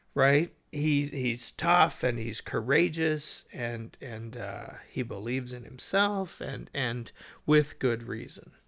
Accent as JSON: {"language": "English", "country": "United States", "said": "I'm an American."}